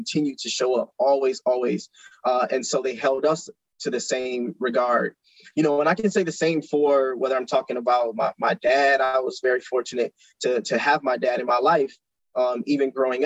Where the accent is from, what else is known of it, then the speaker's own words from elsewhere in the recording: Flint, Michigan, United States; I was born and raised in Flint, Michigan.